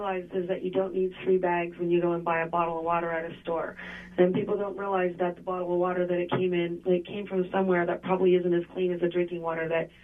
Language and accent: English; Dallas, Texas, United States; In Dallas.